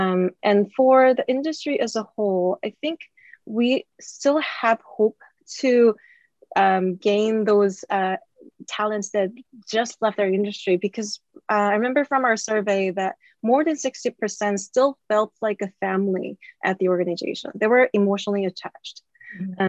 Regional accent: South Korea; moved away; actually I am originally from Korea

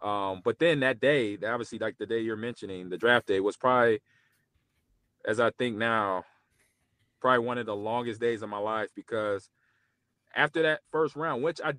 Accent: Los Angeles, California, United States; I had some close family friends that I grew up with in the Los Angeles area.

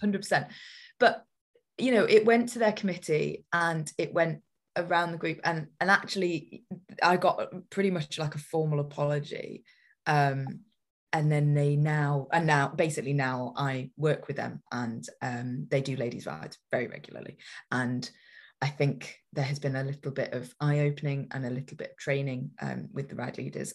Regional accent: Newcastle upon Tyne, North East England, United Kingdom; we grew up in Newcastle

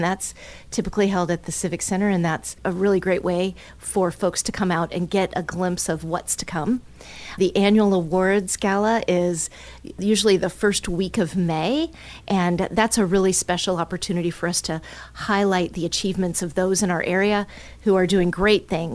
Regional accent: Allen County, Ohio, United States; I'm from Allen County and wanted to be back here in the community

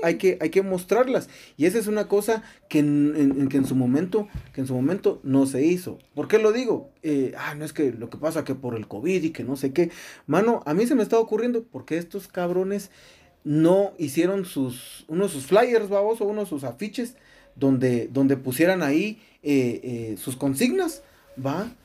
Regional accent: Guatemala; nosotros como ciudadanos guatemaltecos, eh, eh, eh, como población guatemalteca

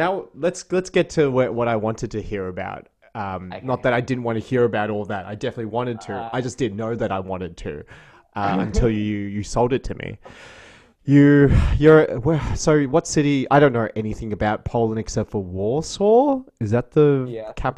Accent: Australia; I come from Australia

